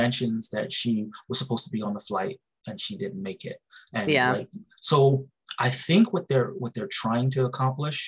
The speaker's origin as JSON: {"language": "English", "region": "New York", "country": "United States", "said": "I'm from New York"}